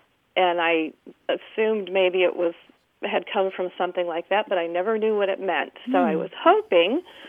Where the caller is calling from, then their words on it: Chowan County, North Carolina, United States; I'm calling from Chowan County Library in North Carolina.